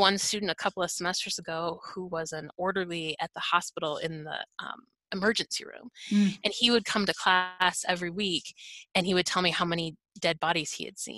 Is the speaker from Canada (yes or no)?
yes; Canada; also born or lived in Michigan, United States; now in Southern United States; I'm Canadian, and I've lived in Michigan for a number of years